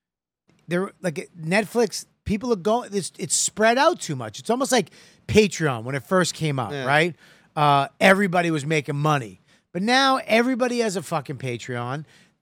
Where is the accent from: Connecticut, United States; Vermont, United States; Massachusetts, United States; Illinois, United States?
Massachusetts, United States; Boston; I'm a Boston guy.